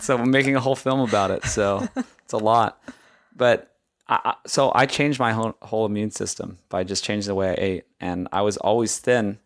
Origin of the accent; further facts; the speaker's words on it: Hawaii, United States; moved away; I grew up in Hawaii, and I ate rice with every meal.